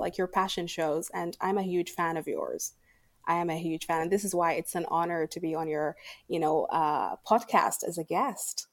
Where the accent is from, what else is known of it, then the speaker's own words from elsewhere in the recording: Sudan; now in Abu Dhabi, United Arab Emirates; I am from Sudan and I live in Abu Dhabi.